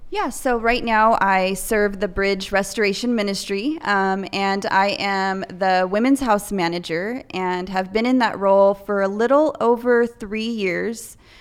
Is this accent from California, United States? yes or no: yes; Salinas, California, United States; I was born and raised in Salinas at, um, Memorial